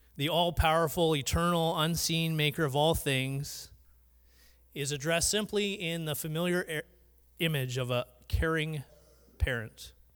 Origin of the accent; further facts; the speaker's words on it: Surrey, British Columbia, Canada; I grew up in Vancouver. Uh, Surrey more specifically